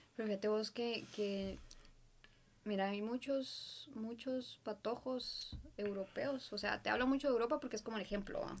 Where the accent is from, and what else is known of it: Guatemala